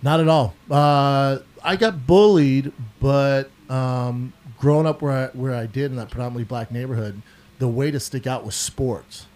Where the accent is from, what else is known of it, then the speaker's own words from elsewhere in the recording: Aurora, Colorado, United States; moved away as an adult; also born or lived in Denver, Colorado; now in Los Angeles, United States; I'm from Aurora